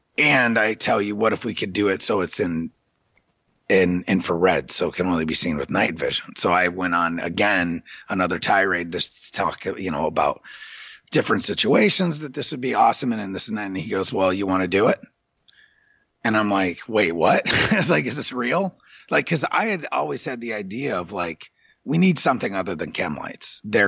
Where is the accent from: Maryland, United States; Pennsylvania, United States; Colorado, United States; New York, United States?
New York, United States; well, I'm from New York. I live in New York and my partner lives in Dayton.